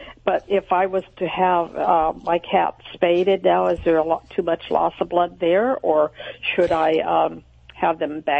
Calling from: Royal Grande, California, United States; Royal Grande, California.

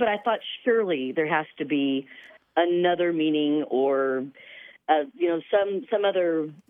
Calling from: Evansville, Indiana, United States; I'm calling from Evansville, Indiana.

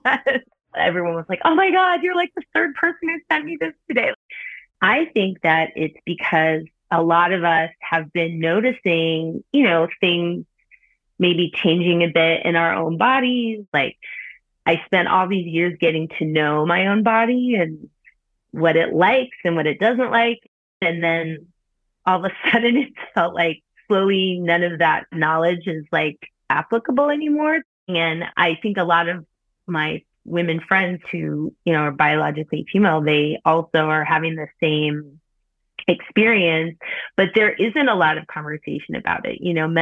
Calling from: Oakland, California, United States; I'm 43 years old, and I am calling in from Oakland, California. I'm a cisgendered heterosexual woman who has been in a partnership for many years, and I have no children. And I'm biracial, mixed

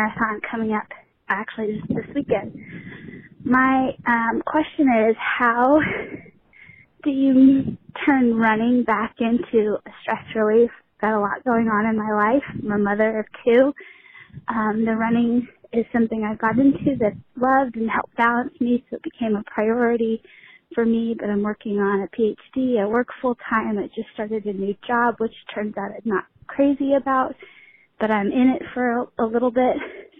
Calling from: South Carolina, United States; I'm calling from South Carolina.

